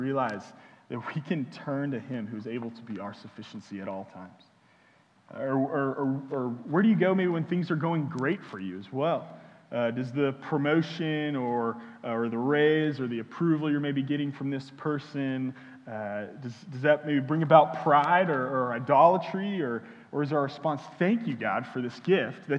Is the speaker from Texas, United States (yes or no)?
yes; Houston, Texas, United States; now in Austin, United States; I'm from Houston